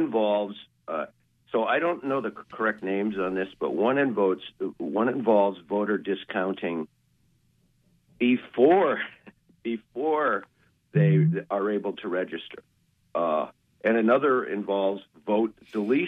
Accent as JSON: {"language": "English", "town": "Richmond", "region": "Vermont", "country": "United States", "also_born_or_lived": "Steuben, Maine", "said": "I'm actually from Richmond, Vermont, but I have a house in Steuben"}